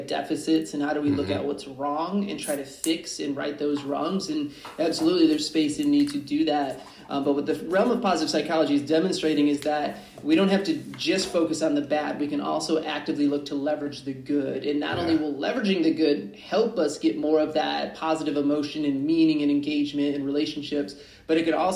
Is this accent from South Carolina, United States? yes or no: no; Michigan, United States; my home state of Michigan